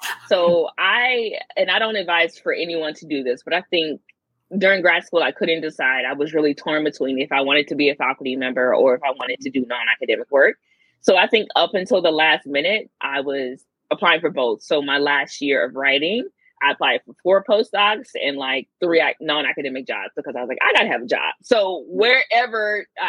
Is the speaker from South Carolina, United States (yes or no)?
yes; South Carolina, United States; moved away as an adult; also born or lived in Accra, Ghana / Washington, D.C.; now in Madison, United States; Growing up in South Carolina, I'm used to being in places